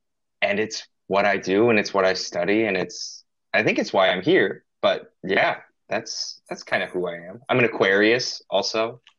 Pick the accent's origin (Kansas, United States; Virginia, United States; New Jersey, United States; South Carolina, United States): Kansas, United States; Overland Park; moved away as an adult; also born or lived in Evanston, Illinois; now in Boston, United States; I'm from Overland Park, Kansas, originally, very Midwesterner at heart.